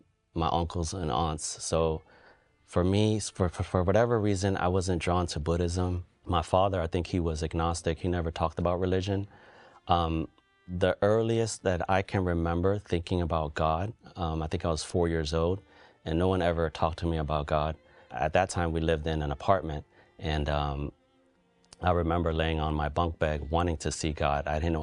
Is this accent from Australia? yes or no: no; Cambodia; now in United States; I'm from Cambodia. My family came here to the U.S. in the early 80s due to the civil war there.